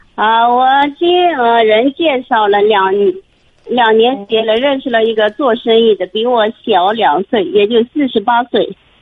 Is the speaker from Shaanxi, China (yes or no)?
no; Shanxi, China; 我是山西的哦